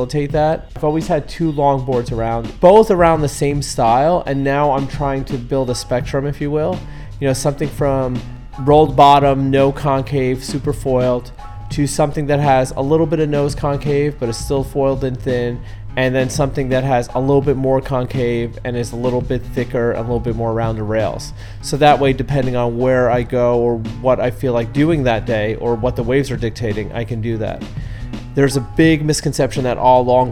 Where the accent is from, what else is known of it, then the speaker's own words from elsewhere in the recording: New York City, New York, United States; now in Southern California, United States; Rockaway, New York City, basically in my hometown